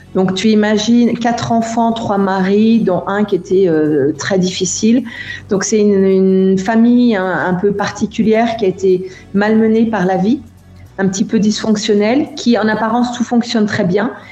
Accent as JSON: {"language": "French", "country": "France", "also_born_or_lived": "India", "moved": "yes", "lives_now": "Germany", "said": "j'ai quitté la France et où j'ai eu une vision de mon pays différente"}